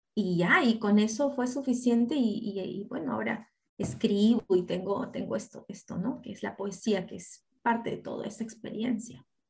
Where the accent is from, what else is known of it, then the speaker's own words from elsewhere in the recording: Apurímac, Peru; Yo de niña crecí, yo nací en Apurímac